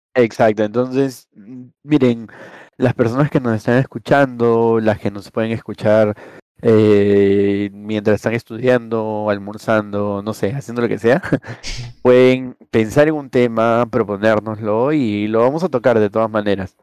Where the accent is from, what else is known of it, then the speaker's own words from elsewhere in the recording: Peru; nosotros somos de Perú